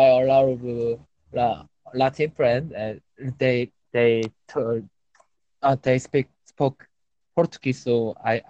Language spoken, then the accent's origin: English; South Korea; English is a second language; now in Sydney, Australia; from Korea. I live in Sydney